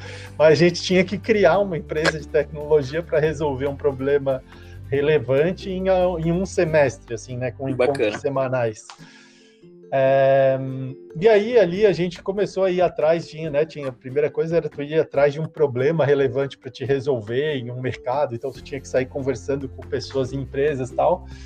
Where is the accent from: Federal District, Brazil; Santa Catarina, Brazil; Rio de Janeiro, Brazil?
Santa Catarina, Brazil; Florianópolis; Eu sou de Florianópolis, né? É, manezinho da ilha aqui.